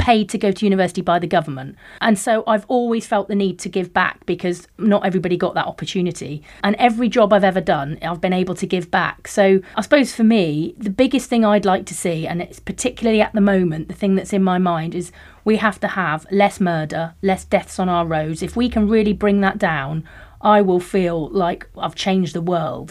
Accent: Plymouth, South West England, United Kingdom; I'm from Heel Village, and it's classified as, like, one of the most deprived areas in the Southwest

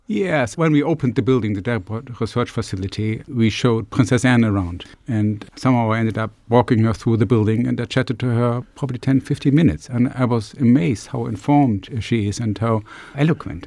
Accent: Germany; moved away as an adult; also born or lived in Glasgow / United States; now in Plymouth, United Kingdom; I'm from Germany originally, so I came over actually probably sixteen years ago

